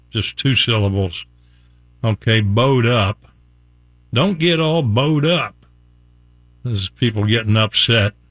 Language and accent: English; West Virginia, United States; also born or lived in Morgantown; now in Tampa, United States; I'm from West Virginia.